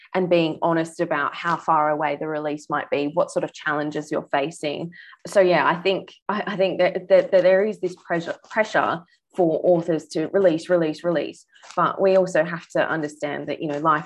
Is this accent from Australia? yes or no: yes; Australia; now in New Zealand; I'm Australian, as you might have noticed, but I live in New Zealand